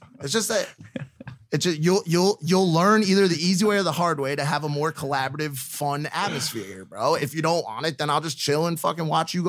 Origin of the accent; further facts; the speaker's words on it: Connecticut, United States; I'm from the East Coast, bro.